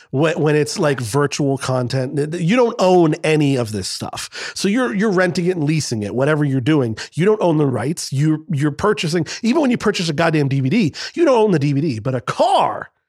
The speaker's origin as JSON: {"language": "English", "region": "Scotland", "country": "United Kingdom", "said": "I'm Scottish"}